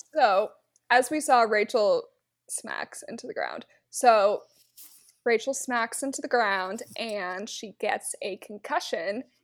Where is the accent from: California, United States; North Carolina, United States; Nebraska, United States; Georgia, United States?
Nebraska, United States; my hometown date would be going to a Nebraska football game